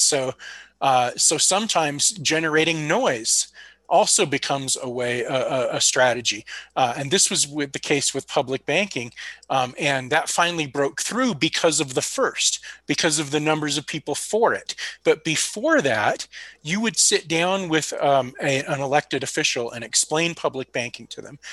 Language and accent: English; California, United States; moved away; It is my my home state technically